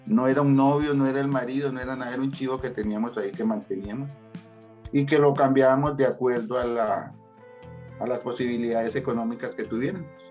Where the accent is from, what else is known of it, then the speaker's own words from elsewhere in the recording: San José, Costa Rica; moved away as an adult; now in Puriscal, Costa Rica; yo nací en San José Centro. Hoy, hoy por hoy vivo en Puriscal, pero nací en San José Centro.